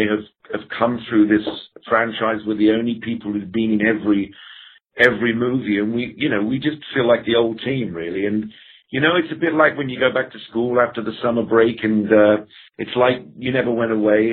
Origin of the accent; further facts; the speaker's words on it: England, United Kingdom; being English